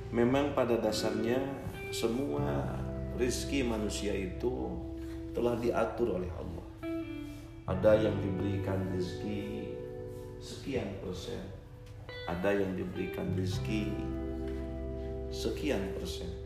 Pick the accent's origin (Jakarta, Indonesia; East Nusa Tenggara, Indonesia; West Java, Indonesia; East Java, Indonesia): West Java, Indonesia; Kuningan; Saya berasal dari Kabupaten Kuningan, Jawa Barat